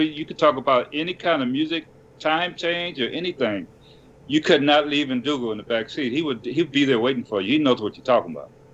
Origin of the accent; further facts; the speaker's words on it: Detroit, Michigan, United States; I was from Detroit